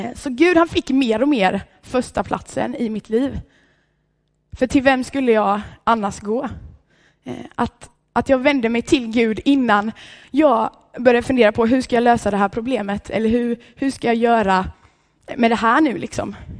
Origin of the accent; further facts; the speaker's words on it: Vallshult, Sweden; hemma i Vallshult där jag kommer ifrån